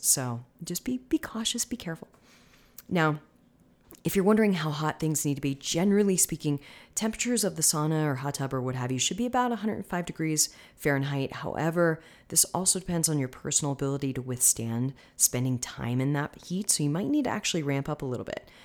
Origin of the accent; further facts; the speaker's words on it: Tampa, Florida, United States; now in Denver, United States; I'm originally from the Tampa area